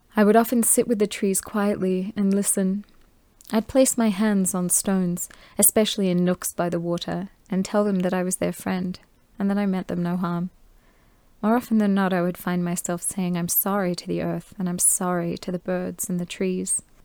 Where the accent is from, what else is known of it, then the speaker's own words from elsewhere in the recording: Australia; I was born in Australia